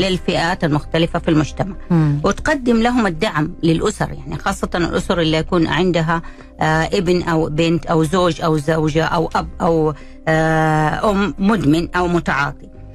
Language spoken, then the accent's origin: Arabic; Saudi Arabia; عندنا في بلدنا السعوديه